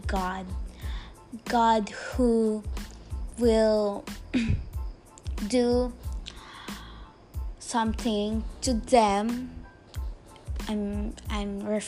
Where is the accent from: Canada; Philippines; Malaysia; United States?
Philippines; English is a second language; I'm from Philippines, so yeah. I'm not that good in English